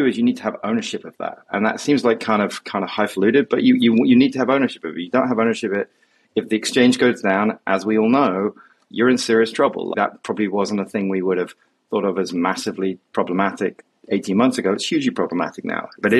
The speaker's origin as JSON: {"language": "English", "country": "United Kingdom", "also_born_or_lived": "London", "moved": "yes", "lives_now": "New York, United States", "said": "I'm a Brit based here in New York"}